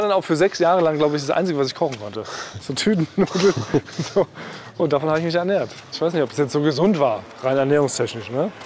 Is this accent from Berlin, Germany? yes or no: yes; Berlin, Germany; also born or lived in Friedrichshain, Berlin; Ich bin allerdings nicht in Weißensee geboren, ich bin ja eigentlich gebürtiger Friedrichshainer